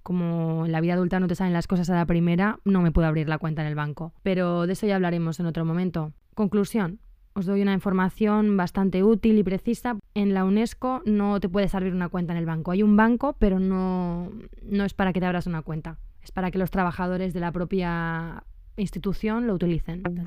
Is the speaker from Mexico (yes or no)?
no; Spain; moved away; soy de España